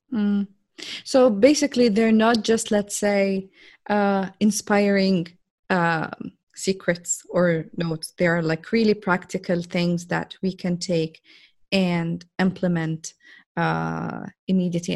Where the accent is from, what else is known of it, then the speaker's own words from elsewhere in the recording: Jordan; now in Saudi Arabia; I'm a girl from Jordan, which is a very, very, very tiny, small country in the Middle East, uh, working now in Saudi Arabia